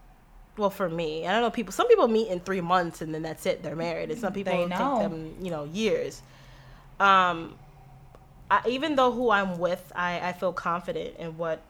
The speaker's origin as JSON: {"language": "English", "region": "Florida", "country": "United States", "lives_now": "Chicago, United States", "said": "So, you know, I came from Florida and I have my car here and I have my car registered with Florida plates"}